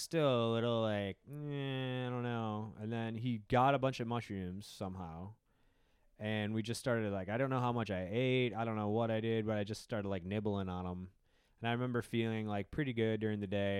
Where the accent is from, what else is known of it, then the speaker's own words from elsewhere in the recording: Wisconsin, United States; I grew up in Wisconsin where the drinking culture was very strong